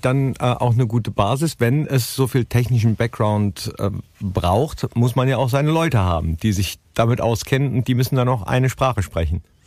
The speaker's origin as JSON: {"language": "German", "town": "Mönchengladbach", "region": "North Rhine-Westphalia", "country": "Germany", "said": "ich komme ja aus Mönchengladbach"}